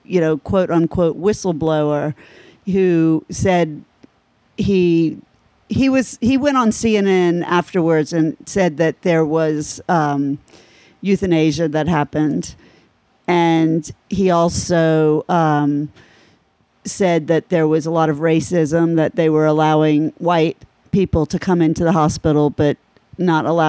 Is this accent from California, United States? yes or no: yes; Berkeley, California, United States; also born or lived in Miami; I was born in Berkeley